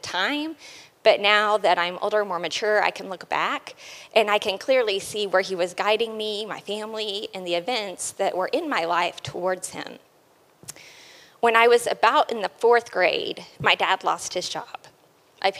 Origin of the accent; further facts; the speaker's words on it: Oklahoma, United States; I was born and raised in Oklahoma.